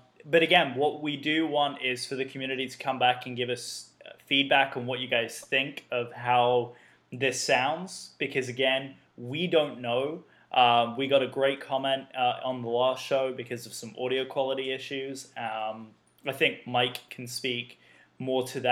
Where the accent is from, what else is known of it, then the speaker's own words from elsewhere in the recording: United Kingdom; I am the only Brit here